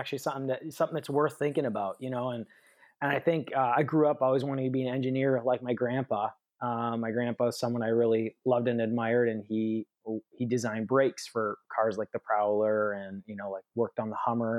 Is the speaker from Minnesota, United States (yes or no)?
yes; Minnesota, United States; also born or lived in Michigan / Arizona; I was born in Michigan. We moved to Minnesota. We moved to Arizona, and then I lived in Minnesota for a stint in like really formative years of my life, 5 years. We lived on my dad's family farm where he grew up. It was a dairy farm in Minnesota.